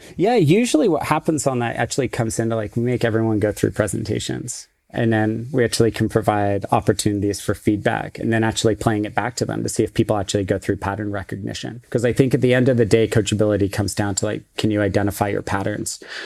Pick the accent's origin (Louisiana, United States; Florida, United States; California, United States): California, United States; Silicon Valley; I grew up in Silicon Valley, so I grew up literally down the street from Apple